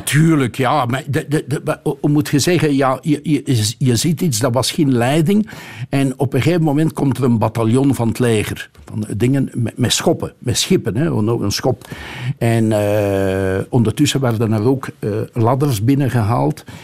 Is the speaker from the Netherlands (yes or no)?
no; Flemish Brabant, Belgium; now in Antwerp, Belgium; als Brabander